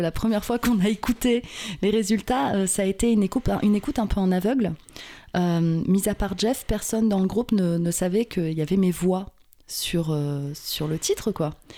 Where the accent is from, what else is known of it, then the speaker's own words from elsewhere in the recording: Verneuil and Vernouillet, Yvelines, Île-de-France, France; on vient tous de Verneuil et Vernouillet dans les Yvelines